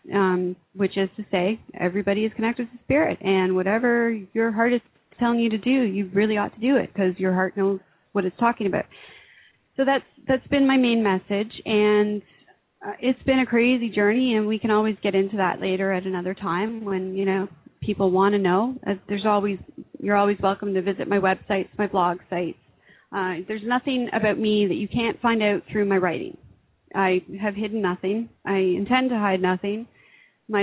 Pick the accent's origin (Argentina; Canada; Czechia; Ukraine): Canada; I'm an author from Canada